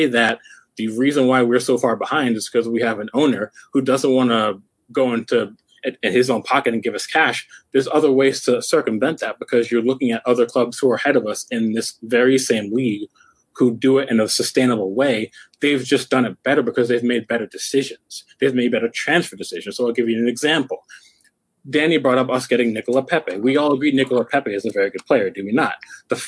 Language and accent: English; United States; I'm an American.